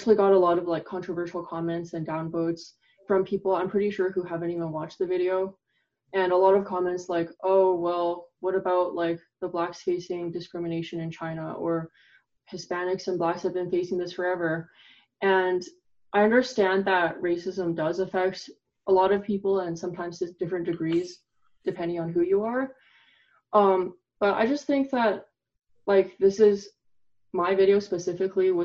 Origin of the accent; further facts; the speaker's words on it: Canada; who's Chinese, I grew up in Canada